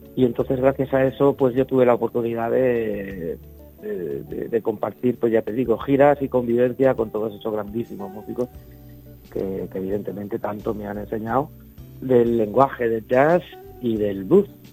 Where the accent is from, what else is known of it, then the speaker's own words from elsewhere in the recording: Valencia, Valencian Community, Spain; Yo soy de Valencia